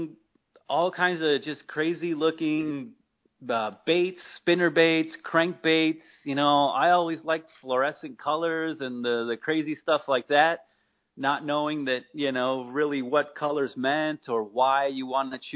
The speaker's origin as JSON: {"language": "English", "town": "Mesa", "region": "Arizona", "country": "United States", "tie": "born or raised there", "said": "I grew up here in Mesa"}